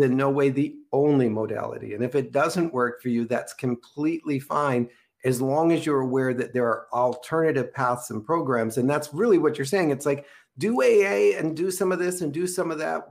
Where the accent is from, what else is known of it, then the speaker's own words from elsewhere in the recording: Minneapolis, Minnesota, United States; I grew up in Minneapolis, Minnesota